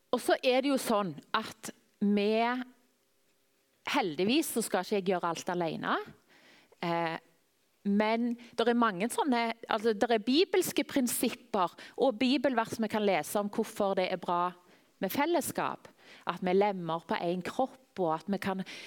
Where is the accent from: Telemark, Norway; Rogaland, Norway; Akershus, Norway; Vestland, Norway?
Rogaland, Norway; Tananger; now in Klepp, Norway; Jeg vokste opp i Tananger.